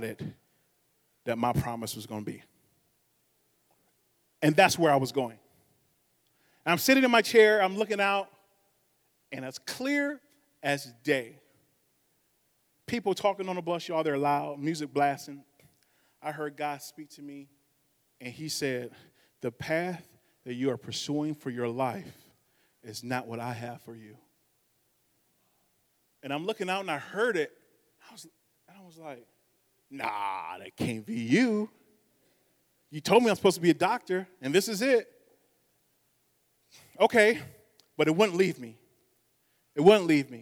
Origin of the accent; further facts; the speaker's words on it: Saginaw, Michigan, United States; from Saginaw, Michigan.